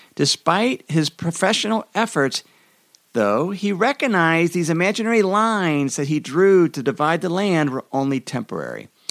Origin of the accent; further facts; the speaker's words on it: Idaho, United States; in my home state of Idaho